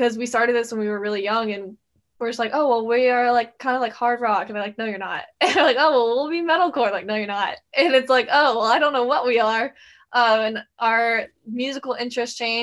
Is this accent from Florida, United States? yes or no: yes; Jacksonville, Florida, United States; we're all sisters. We're from Jacksonville, Florida, so it's very nice and warm here